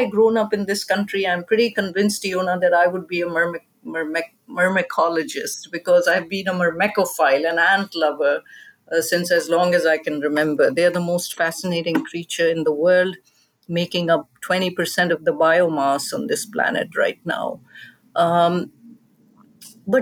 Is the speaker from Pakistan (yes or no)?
yes; Pakistan; moved away as an adult; now in United States; I grew up in Pakistan, a country where science education was not easily available at an advanced level